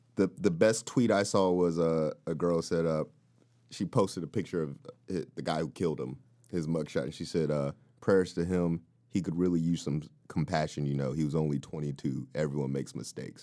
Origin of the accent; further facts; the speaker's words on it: the South, United States; now in California, United States; from the South, I felt there was a rich black culture.